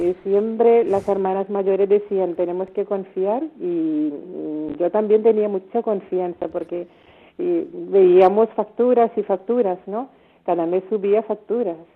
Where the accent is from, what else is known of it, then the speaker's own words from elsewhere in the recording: India; Spanish is a second language; now in Spain; Somos nueve hermanas de la India